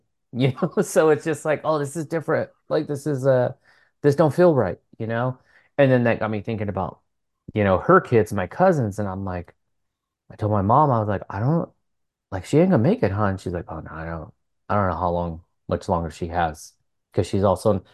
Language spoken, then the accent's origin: English; Santa Barbara, California, United States; now in Long Beach, United States; Santa Barbara, which is like my hometown, like my birth city